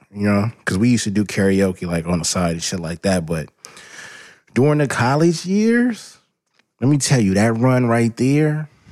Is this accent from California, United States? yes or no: yes; Los Angeles, California, United States